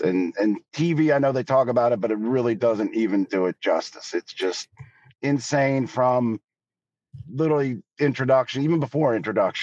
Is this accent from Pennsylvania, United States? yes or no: yes; Philadelphia, Pennsylvania, United States; I'm born and raised in Philadelphia my whole life